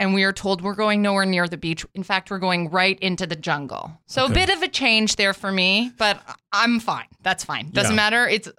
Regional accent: Toronto, Ontario, Canada; moved away as an adult; now in Los Angeles, United States; I'm from Toronto.

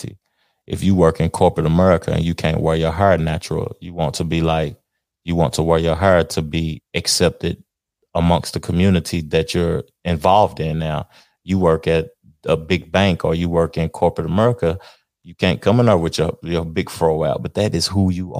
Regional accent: the South, United States; I'm from the South, and I say words and I simplify words, and hang things over

